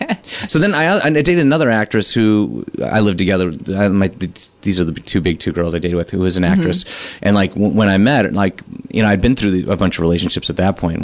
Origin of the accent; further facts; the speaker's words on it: Chicago, Illinois, United States; moved away; my idol growing up in Chicago through the comedy scene.